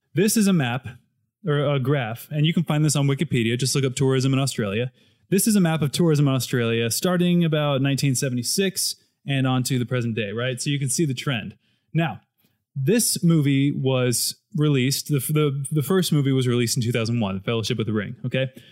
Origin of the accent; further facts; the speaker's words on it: United States; speaking as an American